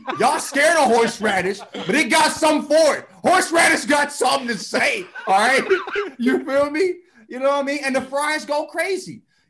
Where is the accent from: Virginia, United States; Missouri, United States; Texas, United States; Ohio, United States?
Missouri, United States; St. Louis; now in Los Angeles, United States; I'm from St. Louis, USA.